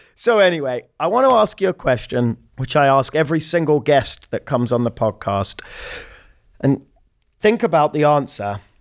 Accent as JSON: {"language": "English", "region": "London", "country": "United Kingdom", "tie": "born or raised there", "said": "We're both obviously from London, born and raised."}